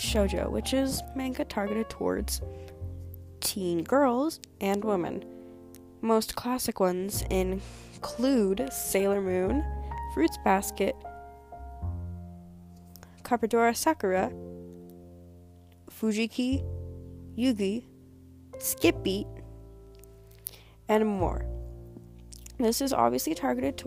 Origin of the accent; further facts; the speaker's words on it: United States; I am American